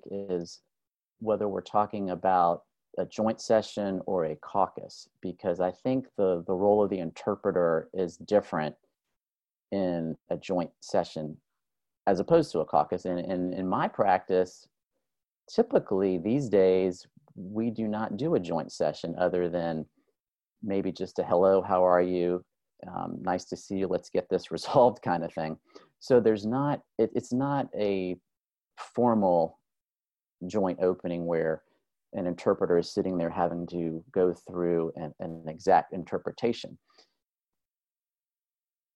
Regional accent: Miami, Florida, United States; I am originally from South Florida. I'm from Miami.

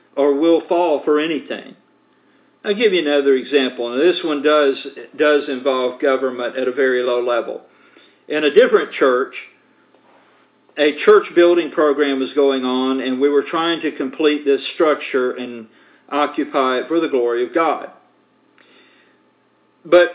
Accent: United States; as American citizens

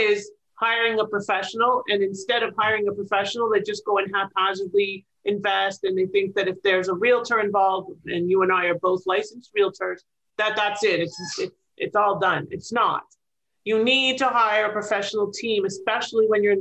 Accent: Toronto, Ontario, Canada; moved away as an adult; now in Florida, United States; I'm originally from Toronto, Ontario, Canada. I'm very proud Canadian

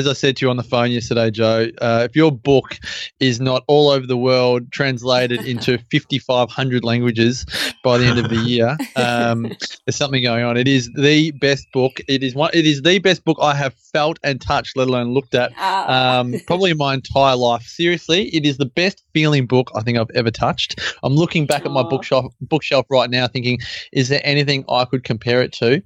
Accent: Melbourne, Victoria, Australia; moved away as an adult; now in Byron Bay, Australia; Born and raised in Melbourne, but moved up to Byron just over 3 years ago.

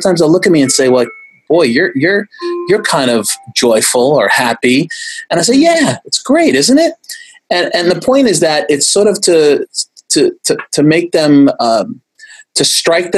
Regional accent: United States; I'm first generation. My parents came over in 1955 and got married in 56, and I was born shortly thereafter in America

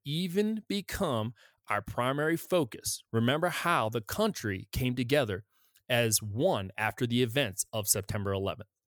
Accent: United States; I felt safe as an American. As an American citizen

